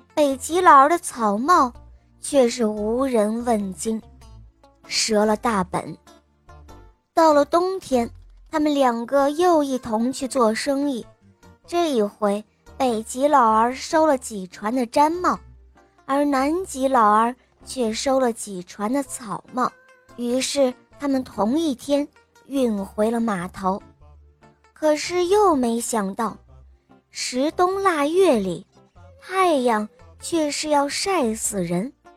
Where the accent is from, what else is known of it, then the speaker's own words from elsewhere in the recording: Shanghai, China; 今年七岁了，我来自上海，